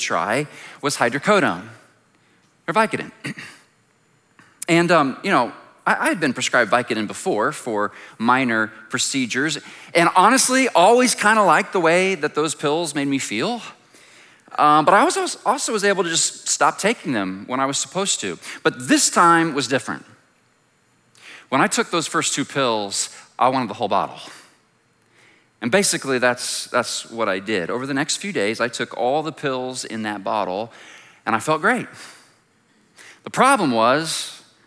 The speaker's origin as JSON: {"language": "English", "town": "Plainfield", "region": "Indiana", "country": "United States", "tie": "born or raised there", "said": "I grew up in Plainfield and so came over to Vacation Bible School here when I was a kid"}